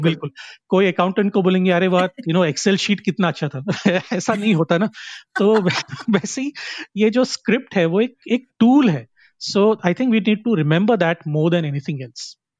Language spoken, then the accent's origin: Hindi; Karnataka, India; मैं एक uh, कोंकणी आदमी हूँ और मैं कर्नाटका से आता हूँ